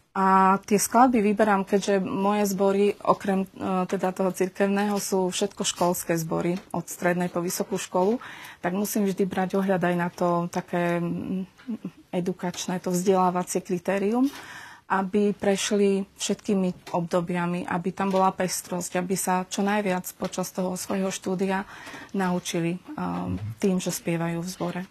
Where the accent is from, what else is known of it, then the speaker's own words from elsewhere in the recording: Humenné, Prešov Region, Slovakia; moved away as an adult; also born or lived in Uzhhorod, Ukraine / Borov, Slovakia / Bratislava, Slovakia; now in Prešov, Slovakia; potom sme sa presťahovali do Humenného. Takže Humenné beriem ako svoje rodné mesto.